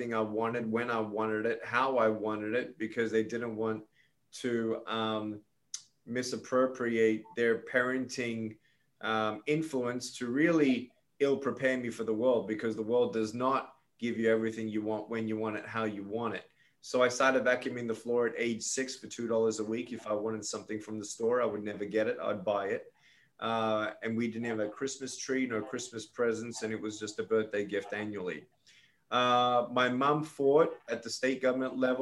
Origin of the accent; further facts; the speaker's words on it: Melbourne, Victoria, Australia; moved away as an adult; now in United States; I was born in Melbourne, Australia, to Serbian immigrant parents